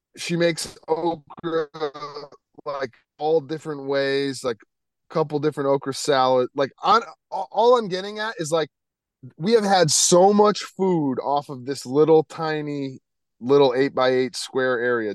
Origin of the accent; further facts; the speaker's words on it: Connecticut, United States; growing up in Connecticut